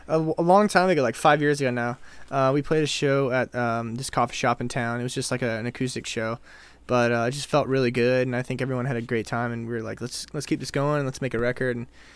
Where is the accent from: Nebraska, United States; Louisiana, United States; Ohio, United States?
Louisiana, United States; New Orleans; now in Nashville, United States; So me and my brother are from New Orleans.